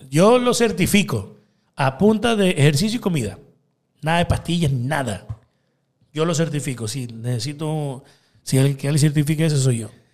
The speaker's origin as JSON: {"language": "Spanish", "town": "Guayaquil", "region": "Guayas", "country": "Ecuador", "tie": "born or raised there", "said": "yo soy guayaco, pata al suelo. Yo soy acá mapacingueño. Yo nací en Mapacingue Después me crié en Bellavista"}